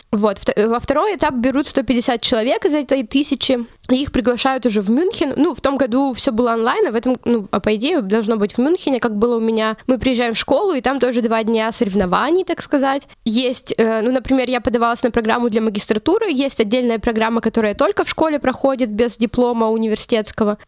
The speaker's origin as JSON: {"language": "Russian", "town": "Chelyabinsk", "region": "Chelyabinsk Oblast", "country": "Russia", "tie": "born or raised there", "also_born_or_lived": "Saint Petersburg", "moved": "as an adult", "lives_now": "Munich, Germany", "said": "Я вообще сама из Челябинска, я выросла там, школу закончила"}